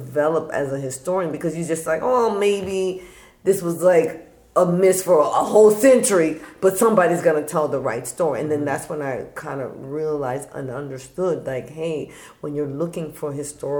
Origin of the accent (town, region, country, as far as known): South Florida, United States; born or raised there; also born or lived in Bahamas / Miami Beach